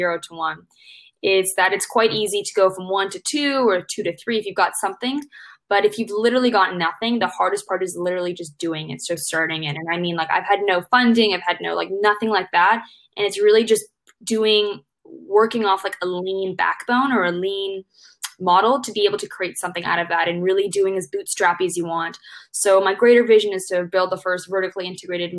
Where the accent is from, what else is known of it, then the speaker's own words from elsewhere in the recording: Hong Kong; I was born and brought up in Hong Kong